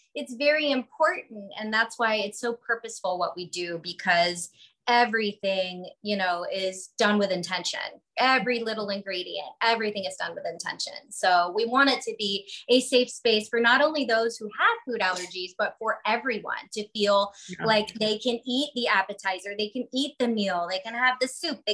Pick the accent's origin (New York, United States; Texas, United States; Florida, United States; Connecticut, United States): Florida, United States; also born or lived in Montreal, Canada / Manhattan area, United States / Santa Barbara, United States; I am originally from Montreal. I was born there. My whole family is still there. But my mother did move down to Florida with me when I was around 5-6 years old. So I did grow up here